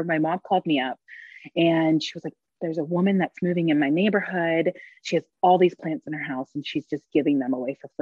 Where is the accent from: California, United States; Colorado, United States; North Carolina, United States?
North Carolina, United States; now in Utah, United States; growing up in North Carolina, I didn't really know a lot of my culture, the Polynesian culture